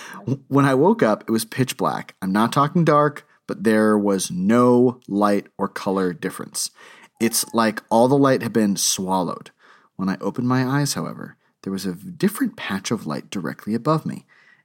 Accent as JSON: {"language": "English", "region": "Texas", "country": "United States", "tie": "born or raised there", "said": "This was one of my first times really driving around in the Northeast. I grew up in Texas."}